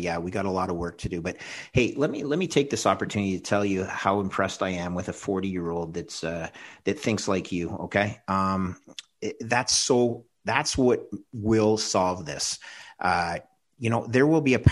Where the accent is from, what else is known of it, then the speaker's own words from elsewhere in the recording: Canada; as a Canadian